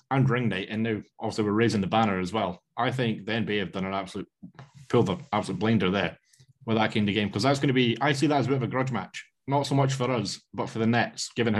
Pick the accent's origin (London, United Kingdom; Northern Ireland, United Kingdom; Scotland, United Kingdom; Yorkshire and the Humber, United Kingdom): Scotland, United Kingdom; I'm Scottish